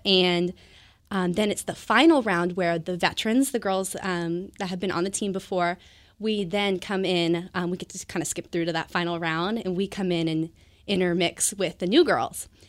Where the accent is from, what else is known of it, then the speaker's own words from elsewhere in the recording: Bonney Lake, Washington, United States; also born or lived in Everett, Washington; I grew up in Bonnie Lake, Washington, um, down south